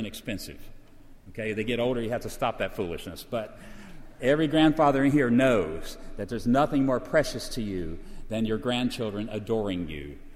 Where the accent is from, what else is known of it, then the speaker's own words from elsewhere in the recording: Virginia, United States; I come from Virginia